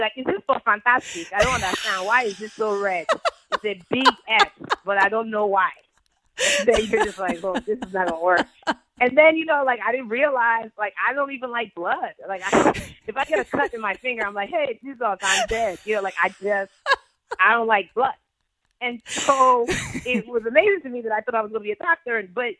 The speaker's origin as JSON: {"language": "English", "country": "Nigeria", "said": "the gangsterness of being Nigerian, the fortitude that it takes to be Nigerian, it's like, you know, when you go back to Lagos, when you go back to Port Harcourt"}